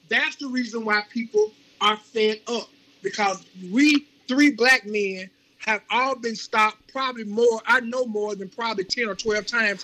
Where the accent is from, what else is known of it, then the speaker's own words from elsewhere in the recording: Jackson, Mississippi, United States; also born or lived in Queens, New York; I was raised right there in Jackson, Mississippi